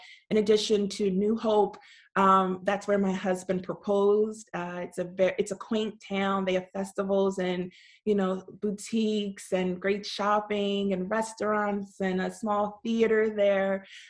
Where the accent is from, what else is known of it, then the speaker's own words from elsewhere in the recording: Montgomery County, suburb of Philadelphia, Pennsylvania, United States; I grew up in Montgomery County. That's a suburb of Philadelphia.